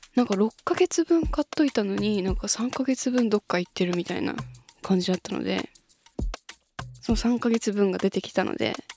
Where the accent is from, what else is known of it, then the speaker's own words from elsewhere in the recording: Shizuoka, Japan; ちなみに私は静岡市出身なので